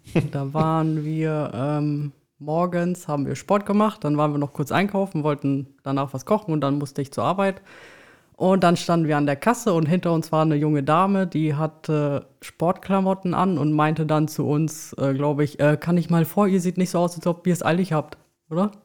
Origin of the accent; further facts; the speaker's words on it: Belm, Lower Saxony, Germany; also born or lived in Osnabrück; aufgewachsen und geboren in Osnabrück, beziehungsweise aufgewachsen in Belm